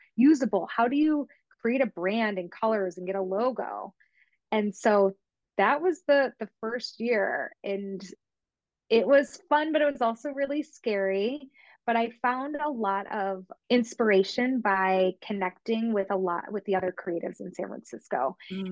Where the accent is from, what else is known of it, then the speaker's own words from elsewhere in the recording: New York, United States; I'm from New York, obviously the other side of the state